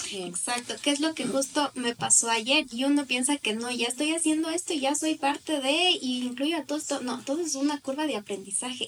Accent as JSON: {"language": "Spanish", "town": "Riobamba", "region": "Chimborazo", "country": "Ecuador", "moved": "as an adult", "lives_now": "Quito, Ecuador", "said": "yo soy de Riobamba"}